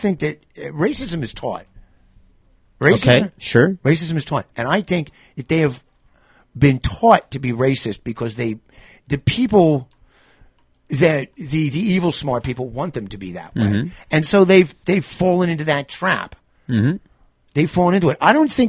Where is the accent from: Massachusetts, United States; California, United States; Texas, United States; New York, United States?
New York, United States; I'm from New York